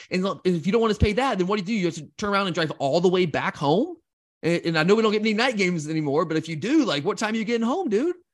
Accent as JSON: {"language": "English", "area": "Gwinnett County", "region": "Georgia", "country": "United States", "tie": "born or raised there", "said": "I grew up in Gwinnett County"}